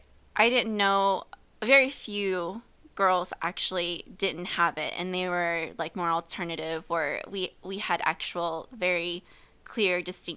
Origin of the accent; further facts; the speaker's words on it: Midwest, United States; Growing up in the Midwest, I consider myself a Midwestern girl.